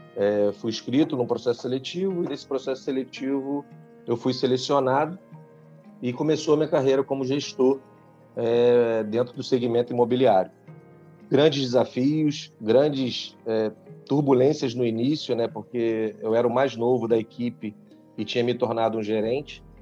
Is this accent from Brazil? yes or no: yes; Rio de Janeiro, Brazil; now in Manaus, Brazil; eu sou do Rio de Janeiro, mas hoje eu moro em Manaus